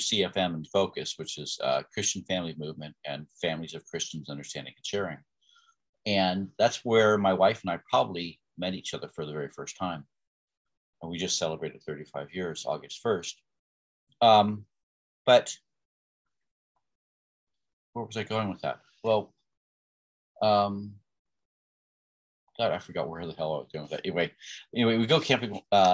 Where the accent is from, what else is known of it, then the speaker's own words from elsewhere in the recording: Bethlehem, Pennsylvania, United States; I was born in 1963 in Bethlehem, Pennsylvania, to two wonderful people that raised six children